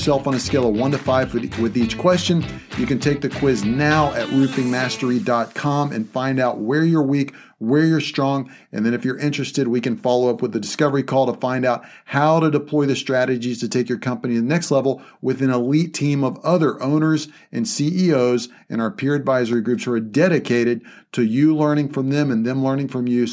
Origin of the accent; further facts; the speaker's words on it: Virginia, United States; in Virginia, it's like we discussed, that's my home state as well.